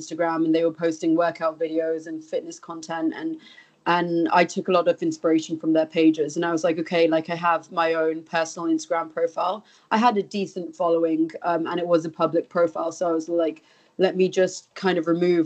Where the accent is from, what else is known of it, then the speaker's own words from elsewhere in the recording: India; moved away as an adult; now in London, United Kingdom; At the age of 9, I moved to India. My dad had a posting there for 2 years. So I was there for 9 years.